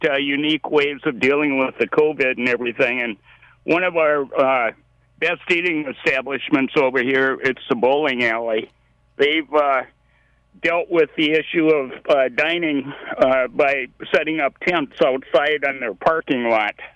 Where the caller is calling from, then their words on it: Maple Lake, Minnesota, United States; I'm just calling from Maple Lake